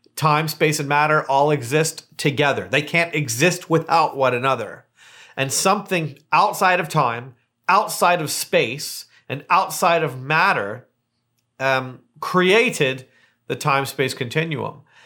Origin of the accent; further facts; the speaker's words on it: Hamilton, Ontario, Canada; moved away as an adult; now in Palm Springs, United States; I'm from Hamilton, Ontario, Canada, and I live, uh, here in Palm Springs